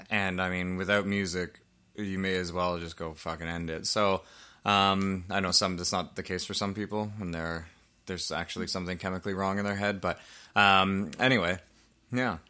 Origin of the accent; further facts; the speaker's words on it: Canada; we're Canadian.